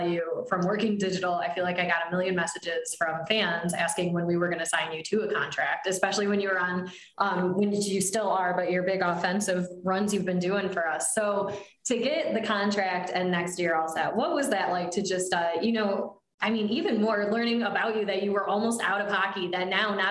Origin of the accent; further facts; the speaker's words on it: Binghamton, New York, United States; I'm from Binghamton originally